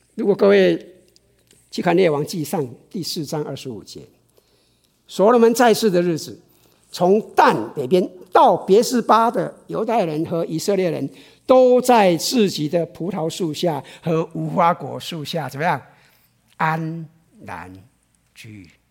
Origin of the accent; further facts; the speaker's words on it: Taiwan; moved away; 我以前在台湾的时候